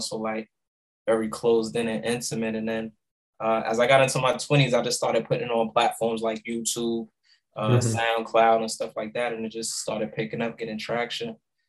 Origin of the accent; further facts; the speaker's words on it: Boston, Massachusetts, United States; I grew up in the South End, Lower Roxbury section of Boston.